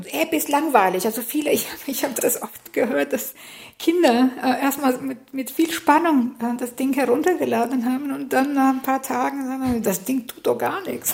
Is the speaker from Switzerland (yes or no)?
no; Albania; moved away as an adult; now in Germany; ich äh, bin gebürtige Albanerin, das heißt, ich habe in Albanien studiert